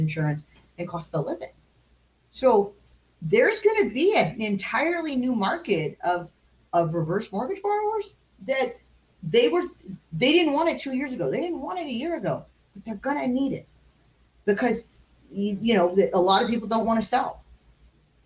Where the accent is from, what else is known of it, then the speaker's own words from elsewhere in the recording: Long Beach, California, United States; I'm from Long Beach, California. My family's lived in the same neighborhood for 81 years.